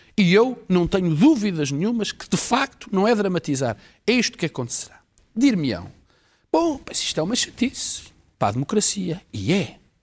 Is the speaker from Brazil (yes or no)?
no; Portugal; Eu, como português